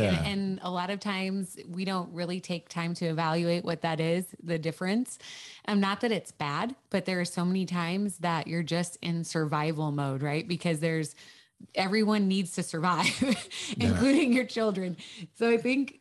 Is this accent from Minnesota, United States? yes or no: yes; Minnesota, United States; now in Texas, United States; I'm originally actually from Minnesota